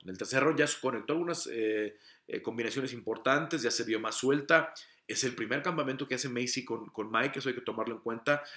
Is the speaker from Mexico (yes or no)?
yes; Mexico; como mexicano